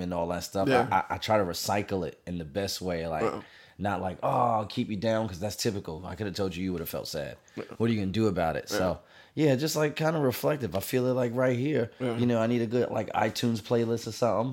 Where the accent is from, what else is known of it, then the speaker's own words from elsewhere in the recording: New York City, New York, United States; moved away as an adult; now in Los Angeles, United States; I grew up here. I grew up in the Bronx